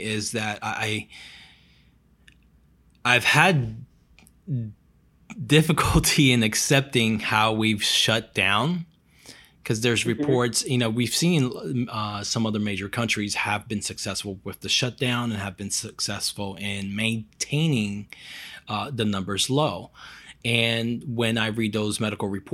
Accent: Brazil; moved away; I'm from Brazil

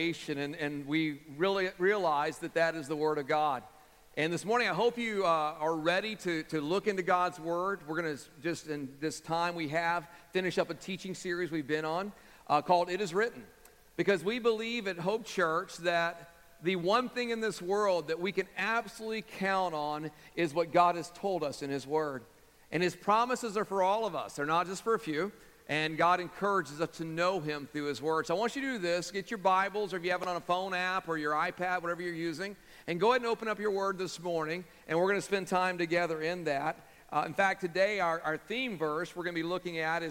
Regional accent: Texas, United States; moved away; my home state back in Texas

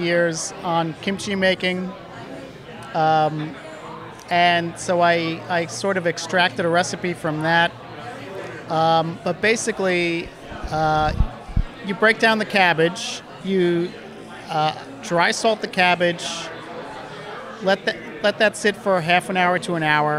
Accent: New York City, New York, United States; the pickles that I grew up with on the Lower East Side

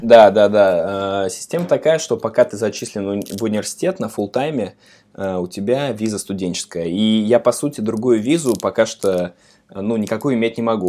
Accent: Samara, Samara Oblast, Russia; moved away as an adult; now in New York, United States

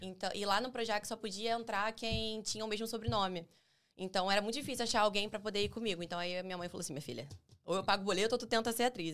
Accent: Rio de Janeiro, Brazil; eu nasci em Bangu

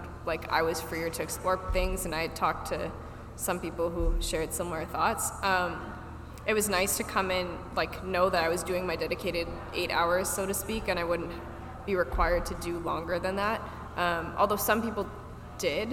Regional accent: Markham, Ontario, Canada; also born or lived in Toronto; I actually moved back home to Markham for 3 months

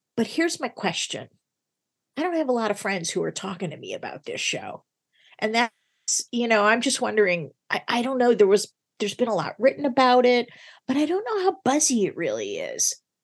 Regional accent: Chicago, Illinois, United States; my hometown of Chicago, Illinois

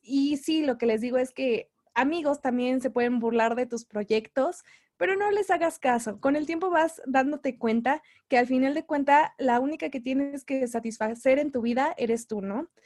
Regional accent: Mexico City, Mexico; soy de la Ciudad de México

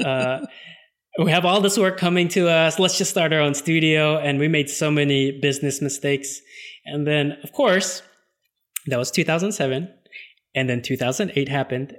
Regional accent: Los Angeles, California, United States; I was born and raised in Los Angeles

